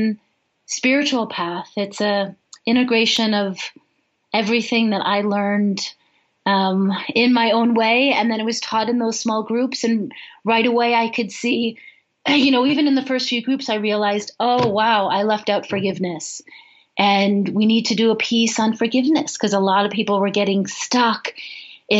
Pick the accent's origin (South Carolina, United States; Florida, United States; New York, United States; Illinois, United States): Illinois, United States; Chicago; now in Boulder, United States; I grew up in Chicago